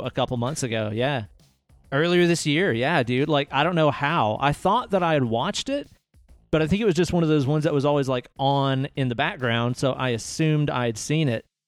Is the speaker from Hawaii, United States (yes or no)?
no; Knoxville, Tennessee, United States; We grew up in the Knoxville music scene, playing music together with our old bands